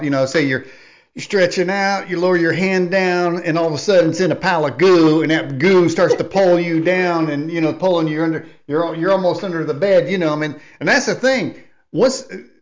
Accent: Indiana, United States; I'm born and raised in Indiana, so that makes me a Hoosier

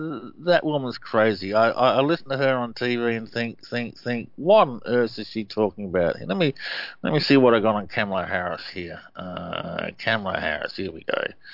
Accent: Australia; me as an Aussie

